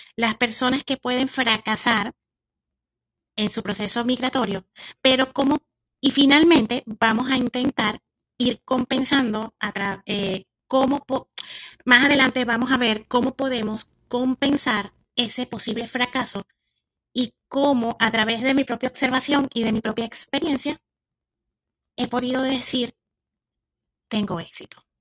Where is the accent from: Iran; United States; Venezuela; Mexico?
Venezuela; moved away; lo que somos eh, de Venezuela